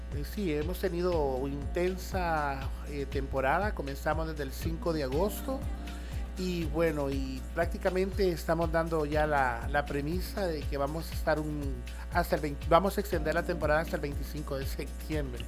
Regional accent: El Salvador

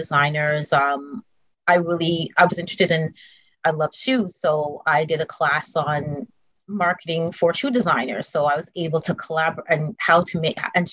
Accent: Montreal, Quebec, Canada; moved away; also born or lived in New York City; I was blessed with my mother and my aunt growing up in Montreal

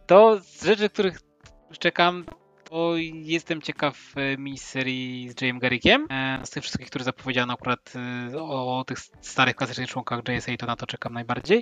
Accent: Łódź, Łódź Voivodeship, Poland; pochodzę z Łodzi, miasta w, w Łukniarzy i Włókniarek

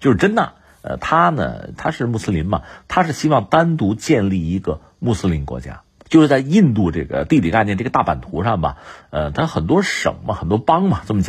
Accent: China; 作为中国人

